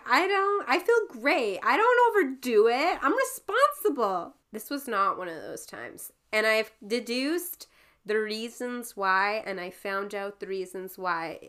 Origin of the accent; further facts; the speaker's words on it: Timmins, Ontario, Canada; moved away; the name of the town that it was in was called Timmins